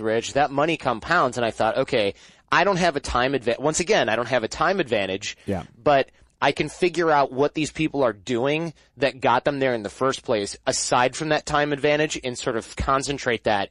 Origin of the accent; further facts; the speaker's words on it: Michigan, United States; I'm from Michigan